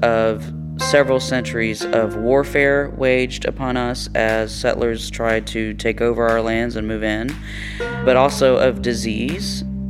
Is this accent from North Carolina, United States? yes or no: yes; North Carolina, United States; moved away as an adult; also born or lived in Northeast US; when I first moved to the Northeast, people didn't believe that I was Native because I was from North Carolina.